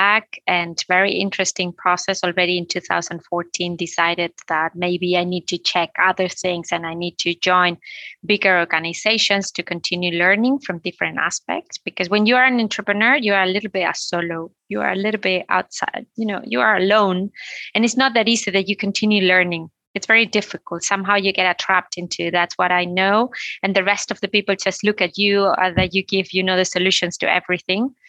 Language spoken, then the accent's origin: English; Canary Islands, Spain; moved away; also born or lived in Madrid, Spain / England; I was born in Madrid, but I grew up in the Canary Island